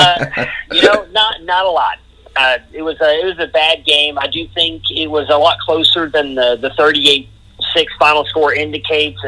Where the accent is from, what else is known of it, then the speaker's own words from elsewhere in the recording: Texas, United States; also born or lived in Cleveland, Ohio / Middleburg Heights, Ohio; Lived there for about 8 years before my family moved to Texas. I've lived most of my life in Texas, but I was born in Cleveland.